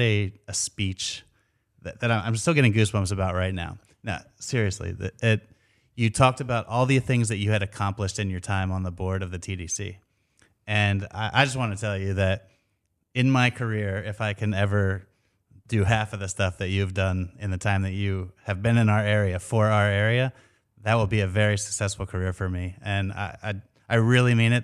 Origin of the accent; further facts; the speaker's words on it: Maryland, United States; now in Florida, United States; I moved to Florida from Maryland, so I, I, I lived on the, on the water. I was a crabber as a young kid